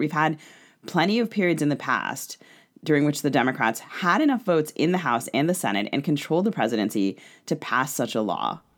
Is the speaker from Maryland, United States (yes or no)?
yes; Maryland, United States; I grew up in Maryland